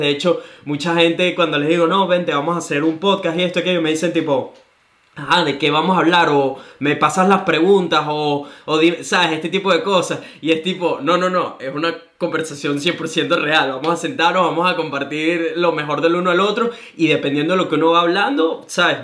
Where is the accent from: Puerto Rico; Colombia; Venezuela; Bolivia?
Venezuela; now in Gold Coast, Australia; soy un venezolano que vive en Gold Australia